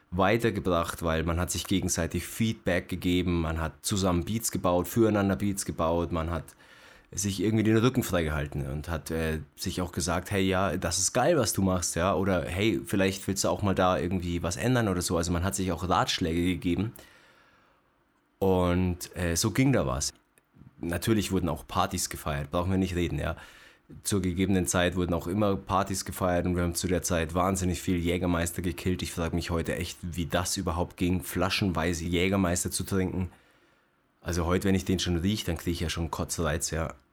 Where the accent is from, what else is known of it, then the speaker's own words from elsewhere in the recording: Uffing, Bavaria, Germany; noch ein Kumpel von mir, der Daniel nach, mit dem ich äh, in meiner Heimat in Uffing schon in der familiären Atmosphäre gerappt habe.